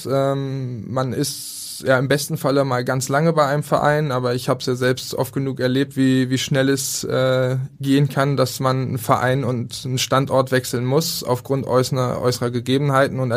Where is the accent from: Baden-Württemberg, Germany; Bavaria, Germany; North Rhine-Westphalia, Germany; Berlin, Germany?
Berlin, Germany; Also für mich halt als, als Berliner, ähm, es fällt einem schwer